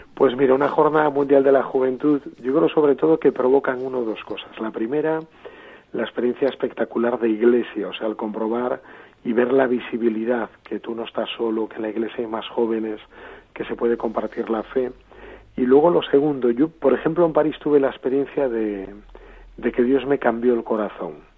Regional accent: A Coruña, Galicia, Spain; now in Santiago de Compostela, Spain; nací, como bien dijiste, en La Coruña, en una familia, un ámbito también muy cristiano

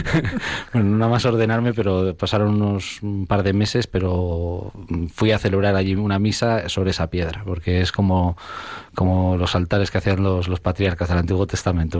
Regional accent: Zamora, Castile and León, Spain; yo soy natural de Zamora

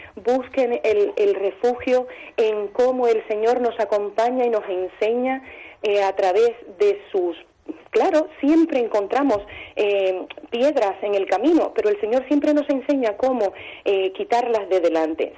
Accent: Cuba; now in Albacete, Spain; soy cubana

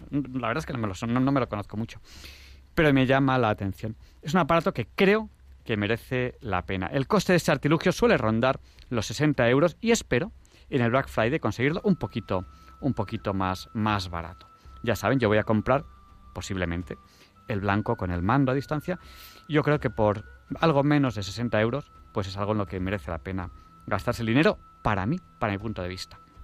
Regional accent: Catalonia, Spain; soy catalán, que tenemos fama de ahorradores

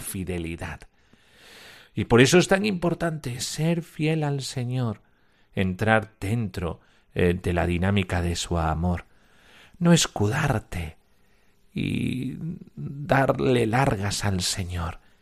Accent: Almonte, Andalusia, Spain; Yo soy de Almonte

